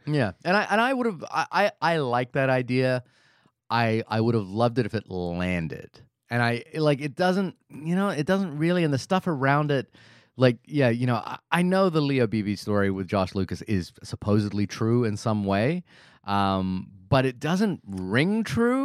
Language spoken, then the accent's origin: English; New Zealand; as a New Zealander